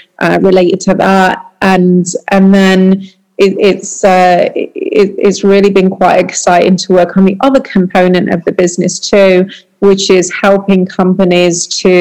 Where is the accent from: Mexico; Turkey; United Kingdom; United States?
United Kingdom; moved away; being British